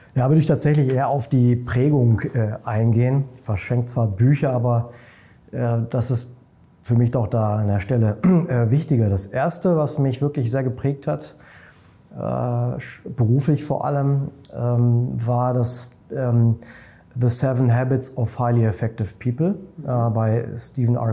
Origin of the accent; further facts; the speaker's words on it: near Hanover, Lower Saxony, Germany; now in Munich, Germany; Ich bin äh, in meine alte Heimat äh, gefahren, das ist in der Nähe von Hannover, habe da im Prinzip meinen ältesten Freund getroffen aus Kindertagen.